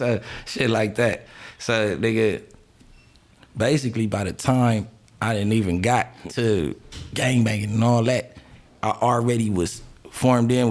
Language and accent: English; Los Angeles, California, United States; moved away as an adult; now in Atlanta, United States; where I grew up on Crenshaw Jefferson on the west side, like, and then in the hood on Slauson and Crenshaw